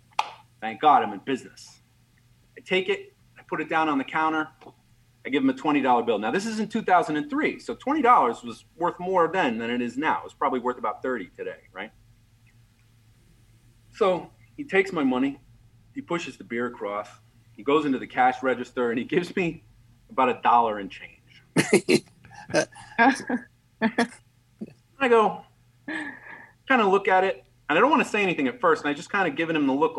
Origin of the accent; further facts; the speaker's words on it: Maryland, United States; I grew up in Maryland